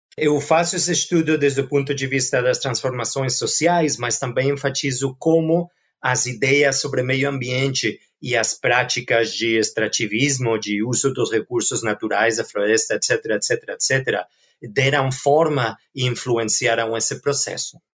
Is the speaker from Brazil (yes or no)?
no; Barcelona, Catalonia, Spain; Portuguese is a second language; sou originalmente da Barcelona, de Espanha